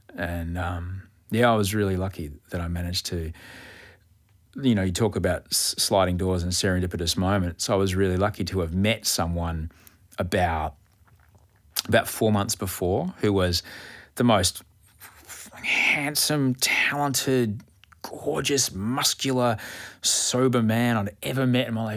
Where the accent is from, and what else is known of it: Australia